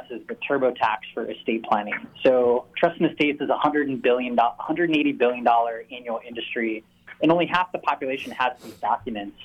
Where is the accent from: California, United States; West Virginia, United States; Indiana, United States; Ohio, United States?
California, United States; Orange County, Southern; now in San Diego, United States; I grew up in Southern California, grew up in Orange County, made my way to San Diego 12 years ago